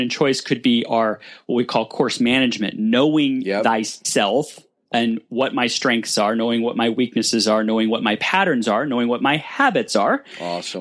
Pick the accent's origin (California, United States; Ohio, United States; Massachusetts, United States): California, United States; Burbank; born and raised in Burbank